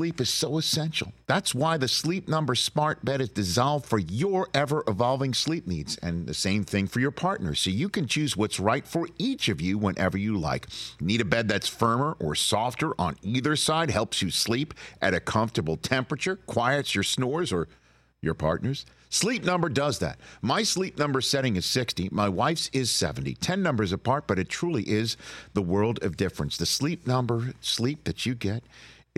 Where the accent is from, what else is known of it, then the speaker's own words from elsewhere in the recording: New York City, New York, United States; As a young tot growing up in Staten Island, New York